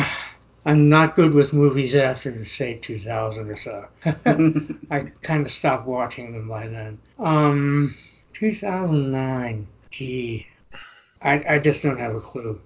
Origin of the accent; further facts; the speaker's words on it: Pennsylvania, United States; now in Portland, United States; I'm originally from Pennsylvania, but I live in, in Portland now